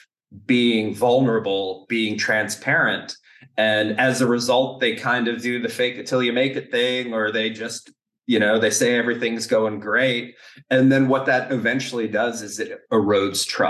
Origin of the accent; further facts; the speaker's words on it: United States; moved away; also born or lived in Canada / Germany; an American that has built companies in Canada and Germany and the US